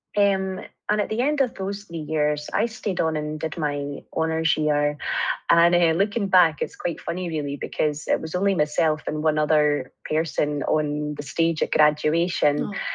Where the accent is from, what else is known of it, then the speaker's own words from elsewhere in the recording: Arbroath, Scotland, United Kingdom; also born or lived in Edinburgh / France; a job came up in my hometown uh, in Arbroath